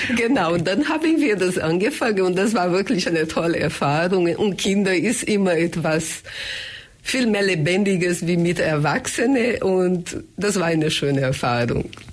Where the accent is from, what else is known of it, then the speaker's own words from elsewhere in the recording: Brazil; German is a second language; moved away as an adult; now in Germany; ich komme aus Brasilien, wohne hier schon über 30 Jahre